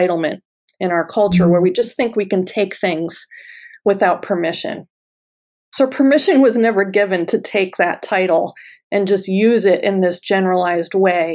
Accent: United States

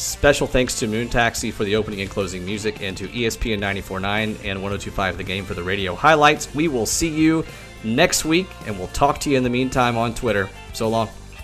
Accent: Knoxville, Tennessee, United States; I grew up around the University of Tennessee

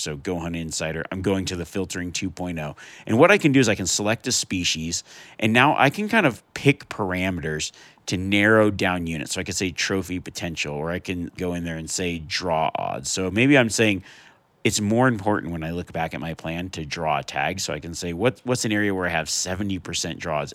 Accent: Nevada, United States; growing up in Nevada

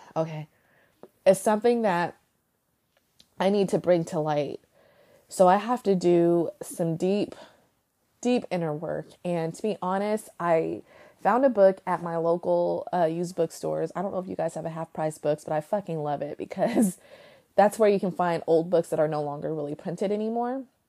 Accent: United States

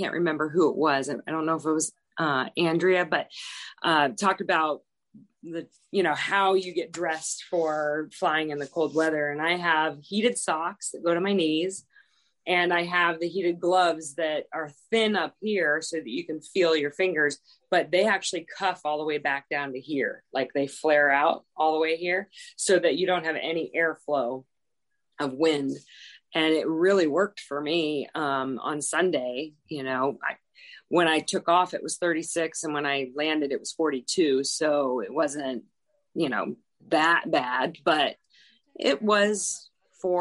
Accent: Alaska, United States; moved away; I'm from Alaska

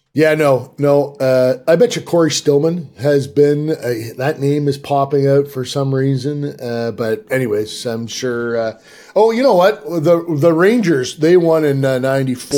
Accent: Peterborough, Ontario, Canada; moved away as an adult; now in United States; a kid from Peterborough, Ontario

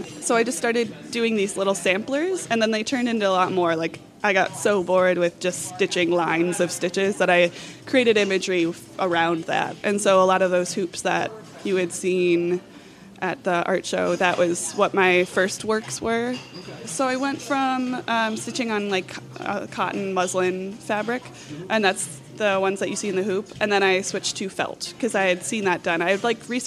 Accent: Hartford, Wisconsin, United States; moved away as an adult; now in Madison, United States; I'm from Hartford, Wisconsin.

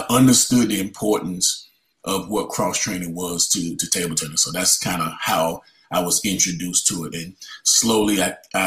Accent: Wilson, North Carolina, United States; my hometown in Wilson, North Carolina

